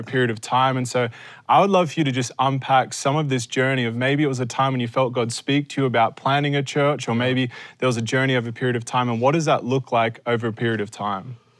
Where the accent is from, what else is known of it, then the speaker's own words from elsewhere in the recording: Australia; as an Australian